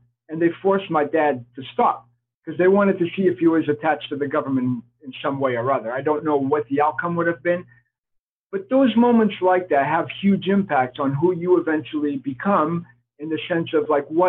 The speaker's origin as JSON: {"language": "English", "country": "Portugal", "tie": "born there", "said": "Obviously, my first name cannot be Peter if I was born in Portugal."}